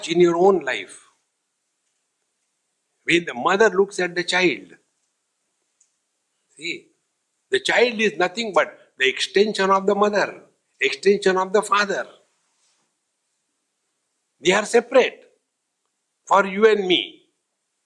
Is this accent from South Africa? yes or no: no; India; I am Indian